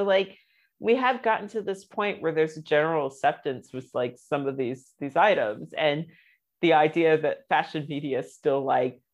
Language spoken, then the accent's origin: English; United States; moved away as an adult; now in London, United Kingdom; I'm American